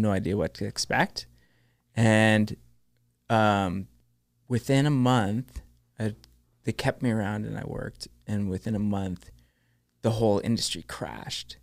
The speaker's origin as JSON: {"language": "English", "town": "Thunder Bay", "region": "Ontario", "country": "Canada", "tie": "born or raised there", "also_born_or_lived": "Vancouver", "moved": "as an adult", "said": "growing up in Thunder Bay"}